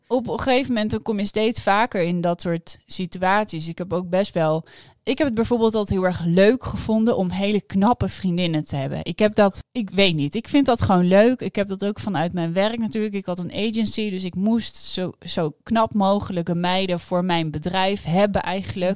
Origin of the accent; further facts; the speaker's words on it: Amsterdam, North Holland, Netherlands; ik kom uit Amsterdam